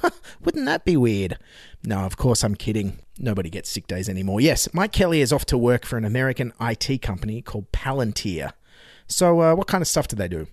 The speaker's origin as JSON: {"language": "English", "town": "Dignams Creek", "region": "New South Wales", "country": "Australia", "tie": "born or raised there", "said": "I grew up on Dignam's Creek as a child."}